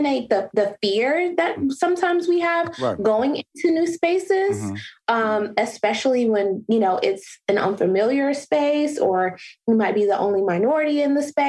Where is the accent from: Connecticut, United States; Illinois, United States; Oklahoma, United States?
Illinois, United States; Chicago; now in Atlanta, United States; I am originally from Chicago.